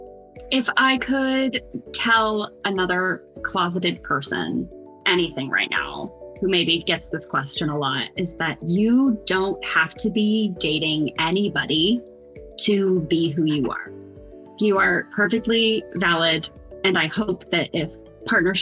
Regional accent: Chicago, Illinois, United States; I'm from Chicago. So I grew up in the evangelical church

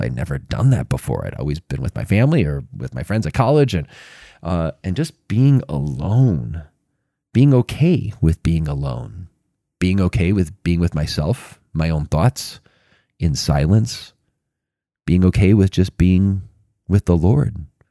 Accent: Chicago, Illinois, United States; I grew up in Chicago. I lived in, in Chicago about a mile from Wrigley Field, from the north side

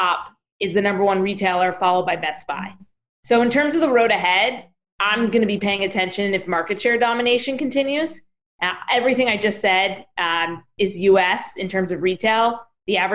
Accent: New Jersey, United States; I'm from New Jersey

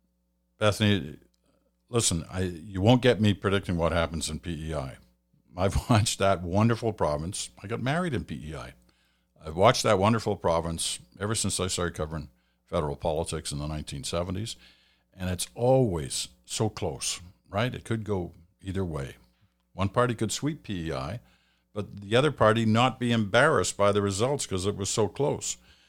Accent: Australia; now in Canada; I'm a new Canadian. I'm from Australia originally. This will be my first time voting in an election here in Canada.

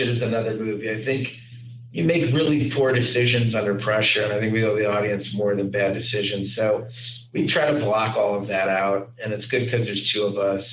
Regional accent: Cleveland, Ohio, United States; we grew up in Cleveland, Ohio

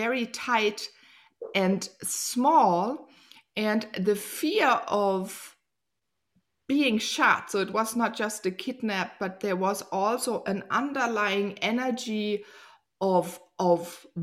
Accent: Germany; I grew up here in Germany.

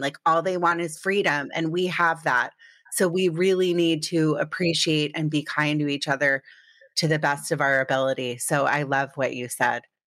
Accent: Potomac, Maryland, United States; moved away; also born or lived in Connecticut / New York; I grew up in Potomac, Maryland.

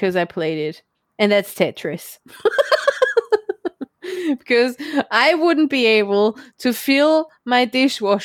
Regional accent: Germany; I'm from Farmer Germany.

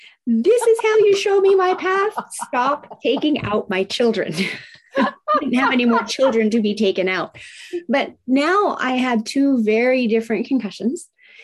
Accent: Tokyo, Japan; I was raised in Tokyo, Japan in the 70s, during the height of manufacturing plants spewing out toxins. Now, it was a great life. I absolutely love that I got to grow up in Japan

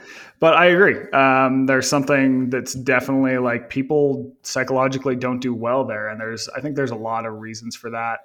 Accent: Northern Utah, United States; I grew up in Northern Utah

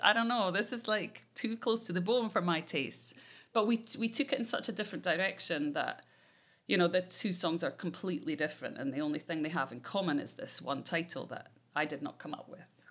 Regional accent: Scotland, United Kingdom; I'm Scottish.

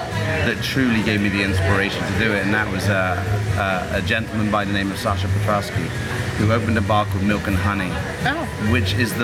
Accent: England, United Kingdom; being English

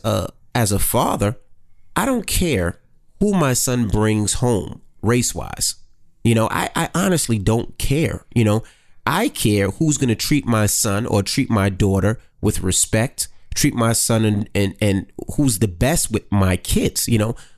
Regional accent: New York City, New York, United States; moved away as an adult; I'm from Queens

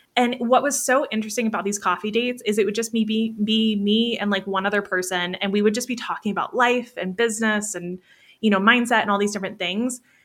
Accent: Niceville, Florida, United States; moved away as an adult; now in Colorado, United States; I grew up in Florida. Most of my life was in Florida

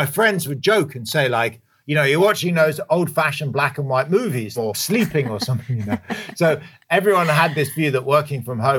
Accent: London, United Kingdom; moved away; My old home in London, where I'm from, as you can probably tell from my accent.

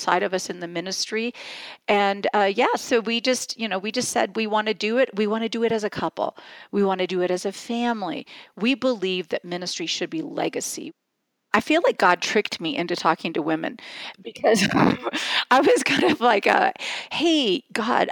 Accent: West Lafayette, Indiana, United States; I was born and raised in West Lafayette, Indiana

